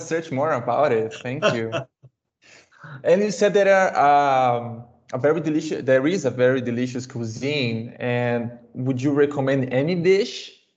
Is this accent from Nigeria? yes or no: no; Brazil; first language Portuguese; English is a second language; I am from Brazil